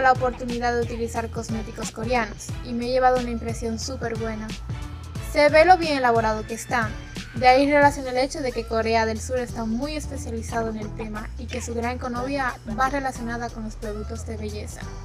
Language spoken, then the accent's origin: Spanish; Dominican Republic; soy de República Dominicana